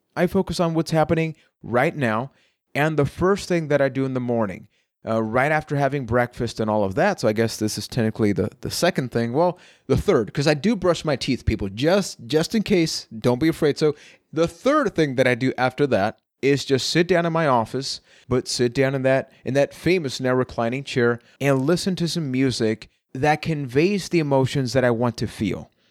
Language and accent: English; Puerto Rico; I am from Puerto Rico